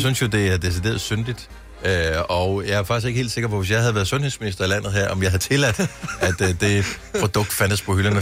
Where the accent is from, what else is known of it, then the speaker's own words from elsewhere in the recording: Funen, Southern Denmark, Denmark; Nu er jeg opvokset på Fyn